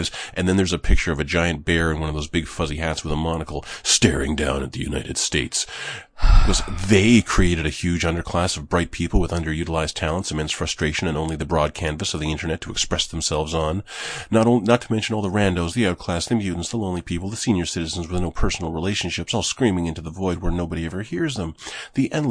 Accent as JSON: {"language": "English", "country": "Canada", "said": "I'm Canadian. I'm Canadian."}